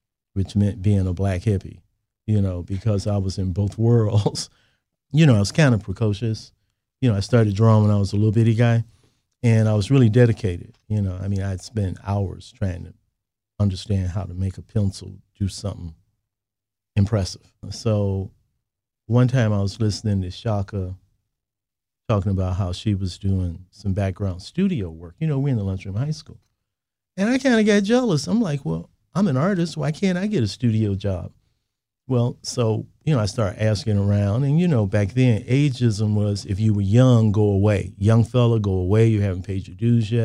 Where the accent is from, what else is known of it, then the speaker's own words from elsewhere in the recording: Chicago, Illinois, United States; I was born and raised in Chicago